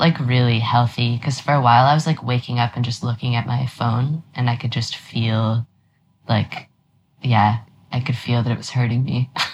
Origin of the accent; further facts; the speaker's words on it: Toronto, Ontario, Canada; also born or lived in Halifax / Montreal; I grew up in Toronto